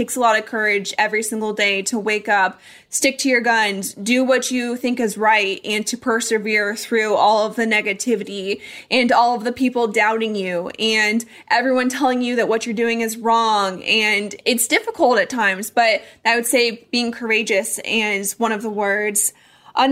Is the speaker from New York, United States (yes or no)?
no; Colorado, United States; now in Arizona, United States; I grew up in Colorado. That's home for me.